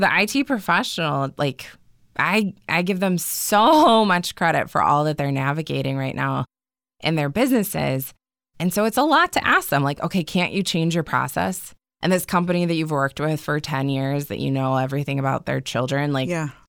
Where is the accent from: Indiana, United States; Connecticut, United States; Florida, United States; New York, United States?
Indiana, United States; And we talked earlier that I'm from Southern Indiana. I come from a family of farmers.